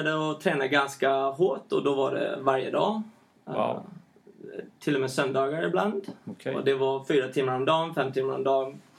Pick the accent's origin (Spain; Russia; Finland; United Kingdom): Spain; Alicante, Valencian Community; also born or lived in San Francisco, United States / Ecuador; Men jag, jag, jag, bodde i Spanien.